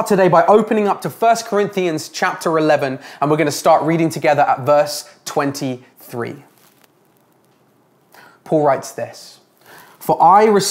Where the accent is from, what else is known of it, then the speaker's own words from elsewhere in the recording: England, United Kingdom; now in Canada; Growing up in England, I enjoyed a roast dinner with my family after every church service on Sunday